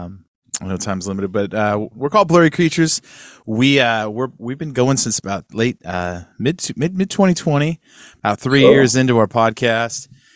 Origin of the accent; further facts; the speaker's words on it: Sacramento, California, United States; now in Nashville, United States; We're California boys, too. I grew up in Sacramento.